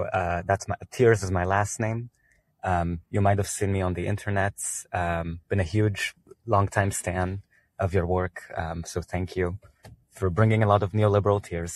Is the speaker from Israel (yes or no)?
yes; Israel; moved away; I'm from Israel originally.